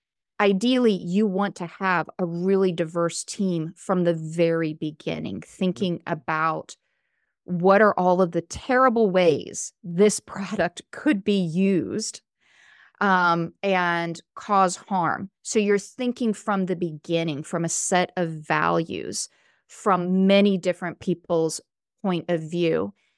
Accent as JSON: {"language": "English", "region": "the South", "country": "United States", "accent": "Southern", "moved": "yes", "said": "I'm originally from the South. When I first moved to California, I had a really thick Southern accent. My grammar was not the same as other people in California."}